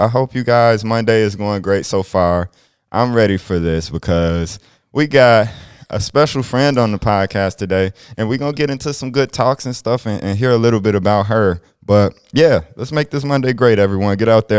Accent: Chicago, Illinois, United States; now in Sioux Falls, United States; me being from Chicago, I love living here.

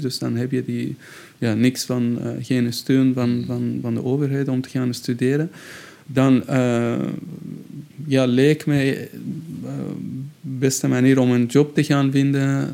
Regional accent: Shiraz, Fars, Iran; Dutch is a second language; moved away as an adult; also born or lived in Tehran, Iran; now in Brussels, Belgium; mijn geboortestad, eh, waar ik, eh, woonde, Shiraz

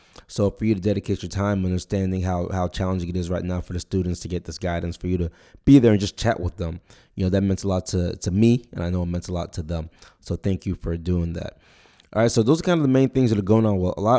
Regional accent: Nigeria; born there; I was born in Nigeria, so for me it'd be my country too.

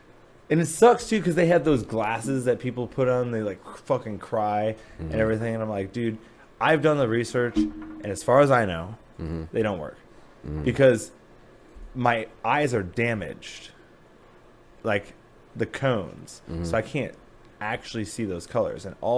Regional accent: Napoleon, Ohio, United States; moved away as an adult; now in Columbus, United States; I say Toledo, but it's like a small town called Napoleon.

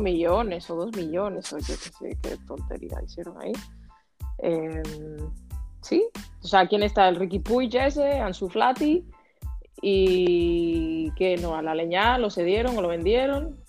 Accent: Dominican Republic; soy dominicana

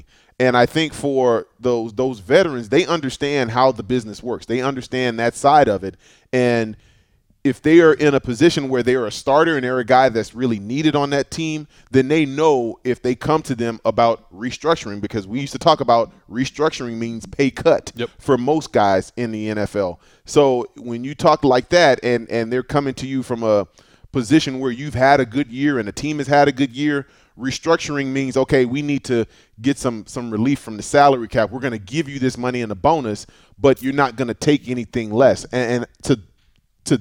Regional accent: Texas, United States; born or raised there

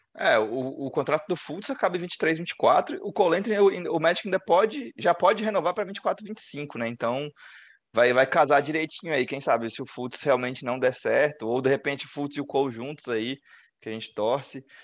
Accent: Brazil; Sou do Brasil

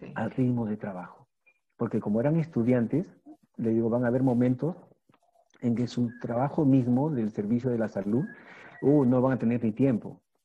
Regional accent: Peru; yo lo que estoy haciendo en mi país, y por mí, ¿no? Y por la educación del Perú

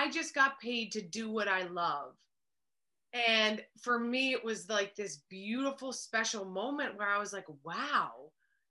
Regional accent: New Jersey, United States; Yes, I was born in New Jersey. So I'm back here in New Jersey where I grew up

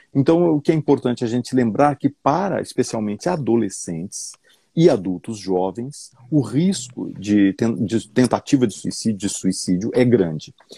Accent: São José do Rio Preto, São Paulo, Brazil; Nasci lá em São José do Rio ah, Preto. Olha que legal, sou, sou de São José do Rio ah, Preto

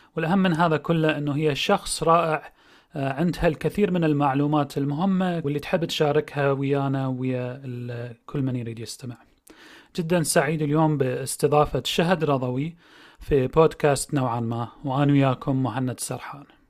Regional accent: Iraq; احنا كعراقيين آه، أو كناس عايشين بالعراق

